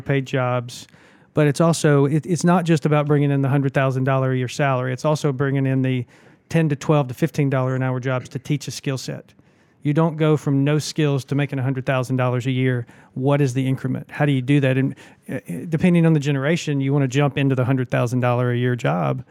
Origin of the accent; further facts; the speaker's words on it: Birmingham, Alabama, United States; moved away as an adult; also born or lived in Huntsville, Alabama / Nashville, Tennessee / Atlanta, Georgia / Russia; now in Augusta, United States; I grew up in Birmingham, Alabama